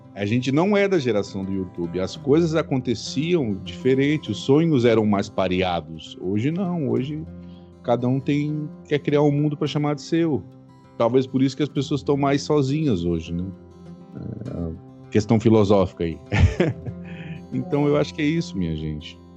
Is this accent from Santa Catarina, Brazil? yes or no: yes; southern Santa Catarina, Brazil; moved away as an adult; now in Rio de Janeiro, Brazil; Eu sou, eu sou catarinense, sou do sul de, do Brasil, né? Mais especificamente do sul de Santa Catarina